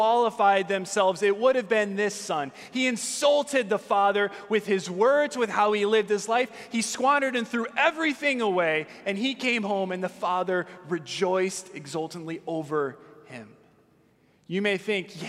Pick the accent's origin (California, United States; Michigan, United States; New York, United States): California, United States; Southern; I grew up in Southern California